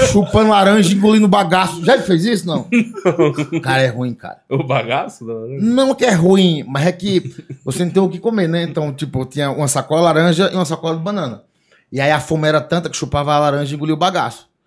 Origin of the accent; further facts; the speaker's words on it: Ceará, Brazil; Que daí eu falei, não, mas amanhã não tem como, cara, porque eu sou do Ceará, tô indo pra Londrina trabalhar